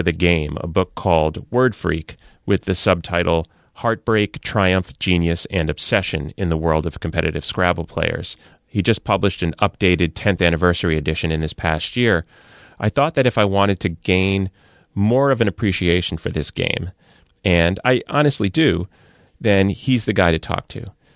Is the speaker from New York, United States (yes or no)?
yes; New York area, United States; sports talk shout fests that I grew up on in the New York area as a Yankees fan